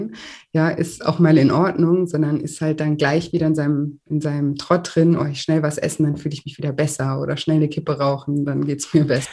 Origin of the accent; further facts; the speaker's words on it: Germany; bei uns in Deutschland